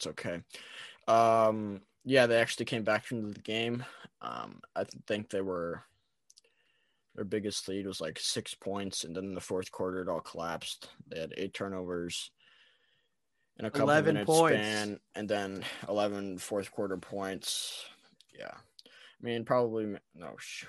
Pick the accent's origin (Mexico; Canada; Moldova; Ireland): Canada; also born or lived in United States; I'm also Canadian, but Canadian-American dual citizen